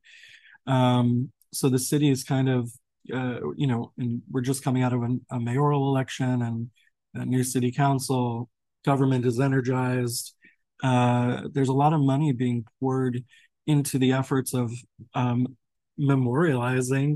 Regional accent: New York, United States; moved away; being a New Yorker too, and my father actually passed, he was a sanitation worker for 21 years in New York

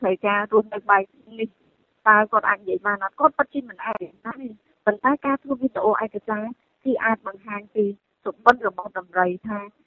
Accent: Cambodia

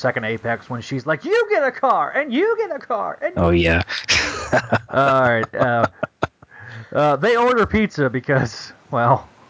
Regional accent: United States; Yeah, I mean, in Americans, we're extra lazy.

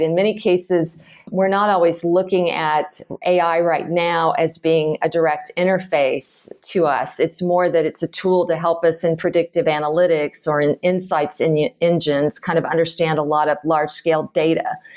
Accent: Houston, Texas, United States; moved away as an adult; also born or lived in San Francisco / Chicago / Boston / Austin; I grew up in Houston, Texas

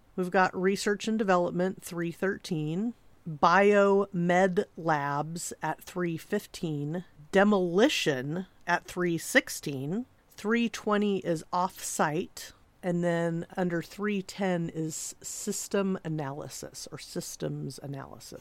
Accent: Southern California, United States; I'm from Southern California

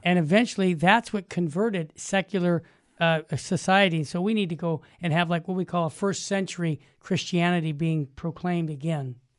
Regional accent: Arizona, United States; moved away; I was born in Arizona

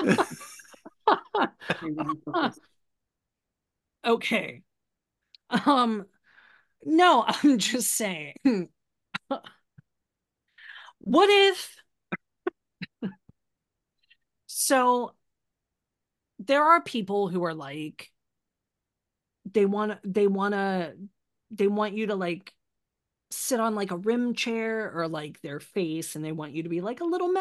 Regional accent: Pittsburgh, Pennsylvania, United States; I grew up in Pittsburgh

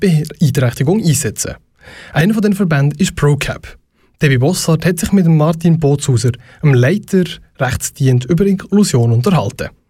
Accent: Switzerland; Bei uns in der Schweiz

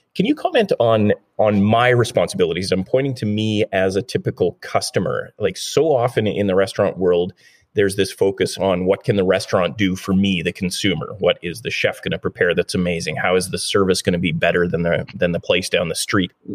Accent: Thunder Bay, Ontario, Canada; now in West Coast, Canada; I grew up in Thunder Bay, Ontario, which is uh, in northwestern Ontario

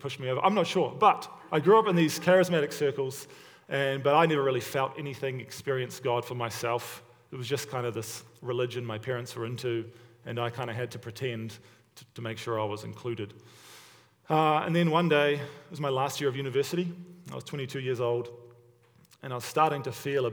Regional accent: Hamilton, Waikato, New Zealand; also born or lived in Stoney Creek, Ontario, Canada; now in Hamilton, Canada; I was born and raised in Hamilton, New Zealand, but now I live in Hamilton, Ontario

